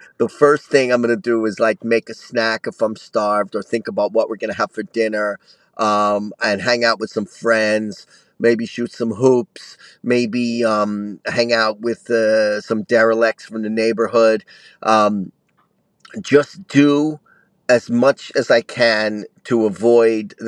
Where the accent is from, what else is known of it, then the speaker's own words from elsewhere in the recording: New York City, New York, United States; I grew up in Brooklyn